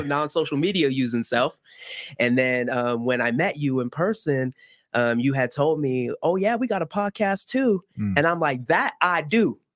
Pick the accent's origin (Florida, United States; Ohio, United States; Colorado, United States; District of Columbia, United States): Florida, United States; Miami; born or raised there; accent: American; first language Haitian Creole; English is a second language; also born or lived in Haiti